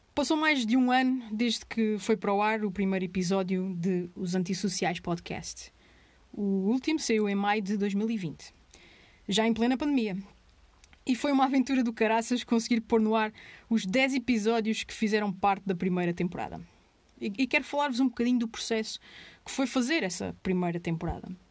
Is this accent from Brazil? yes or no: no; Azores, Portugal; moved away; also born or lived in Angra do Heroísmo / mainland Portugal